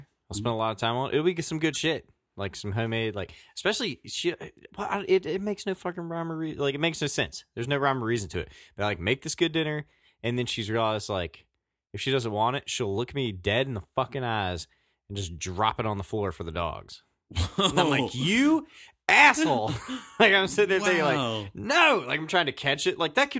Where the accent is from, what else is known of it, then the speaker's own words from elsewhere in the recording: Virginia, United States; accent: southwestern Virginia; That was my southwestern Virginia accent.